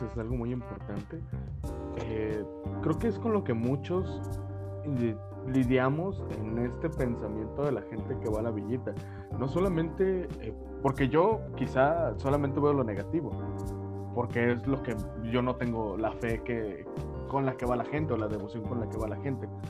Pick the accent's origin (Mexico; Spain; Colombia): Mexico; como mexicano